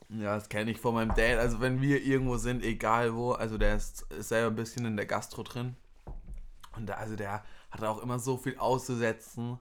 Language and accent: German; Würzburg, Bavaria, Germany; bei uns in Würzburg